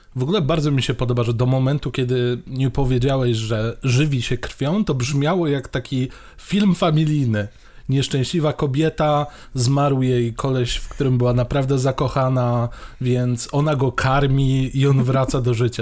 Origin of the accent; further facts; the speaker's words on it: Mielec, Subcarpathian Voivodeship, Poland; moved away; u siebie w Mielcu